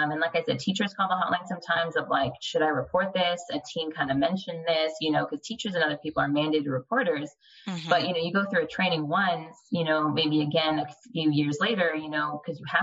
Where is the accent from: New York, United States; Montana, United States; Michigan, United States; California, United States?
California, United States; now in San Antonio, United States; I was born and raised in California